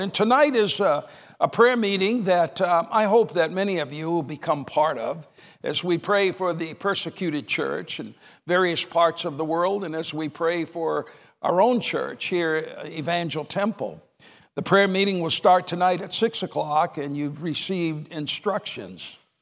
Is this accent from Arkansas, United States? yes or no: no; New Hampshire, United States; moved away; I was raised in New Hampshire